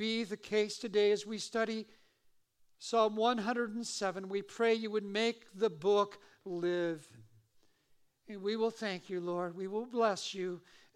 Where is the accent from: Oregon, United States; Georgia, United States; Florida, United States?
Oregon, United States; Eugene; now in Simi Valley, United States; I grew up in Eugene, Oregon